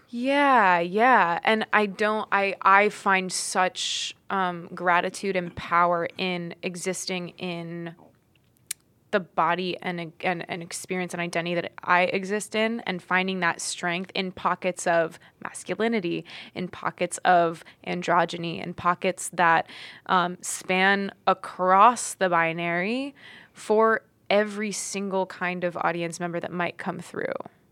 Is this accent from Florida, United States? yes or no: yes; Florida, United States; now in New York, United States; I grew up in Florida